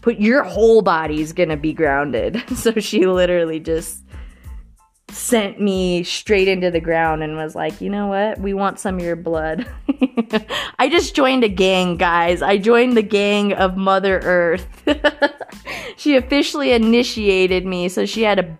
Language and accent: English; Florence, United States; I'm officially one of the last grandkids to be in my hometown of Florence.